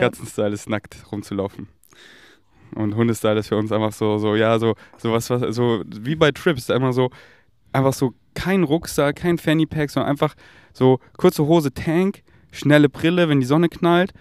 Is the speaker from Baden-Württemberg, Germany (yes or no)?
no; Munich, Bavaria, Germany; moved away; ich komme ja aus München